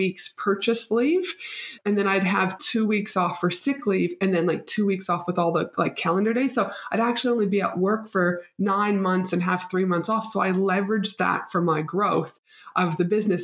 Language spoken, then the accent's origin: English; Canada; now in Brisbane, Australia; proud Canadian